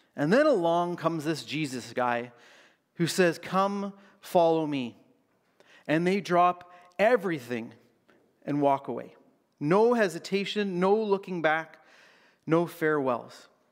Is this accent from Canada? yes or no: yes; Canada; as a Canadian